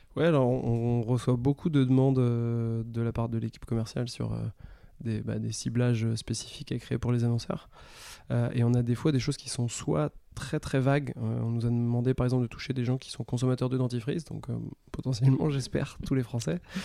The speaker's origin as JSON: {"language": "French", "region": "Brittany", "country": "France", "tie": "born or raised there", "moved": "as an adult", "lives_now": "Paris, France", "said": "je suis breton, j'ai grandi en Bretagne"}